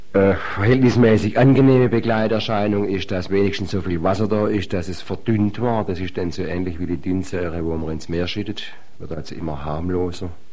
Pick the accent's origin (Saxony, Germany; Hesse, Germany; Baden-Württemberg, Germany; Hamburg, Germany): Baden-Württemberg, Germany; Eichstetten; bei uns in Eichstätt